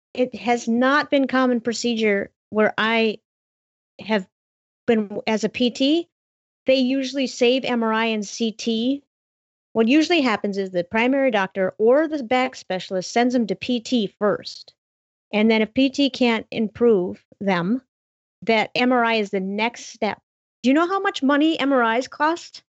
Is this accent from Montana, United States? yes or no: yes; Montana, United States; my entire state, my home state